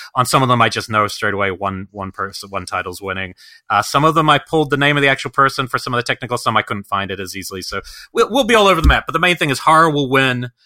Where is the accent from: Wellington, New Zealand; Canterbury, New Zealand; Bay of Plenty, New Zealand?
Wellington, New Zealand; born or raised there